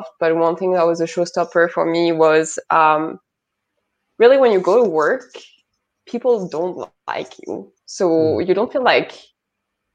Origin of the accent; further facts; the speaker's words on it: Hauts-de-France, France; accent: French; English is a second language; moved away as an adult; also born or lived in Paris; I come from a little village next to Lille in the north of France.